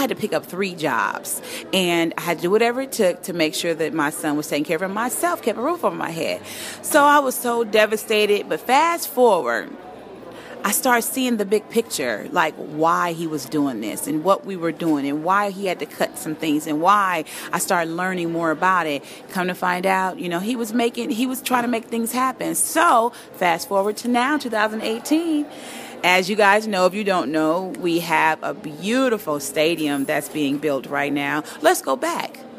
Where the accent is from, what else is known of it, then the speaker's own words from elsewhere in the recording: Inglewood, California, United States; I'm a product of Inglewood. I grew up in Inglewood. I've been here since 76.